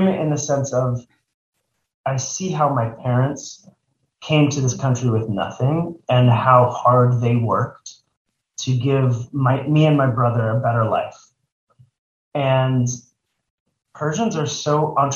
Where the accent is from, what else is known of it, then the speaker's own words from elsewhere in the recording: Texas, United States; now in Los Angeles, United States; I grew up in Texas